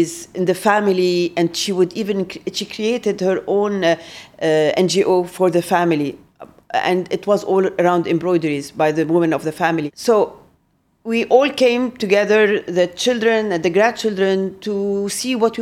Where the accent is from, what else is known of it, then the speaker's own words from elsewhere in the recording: Lebanon; we're Lebanese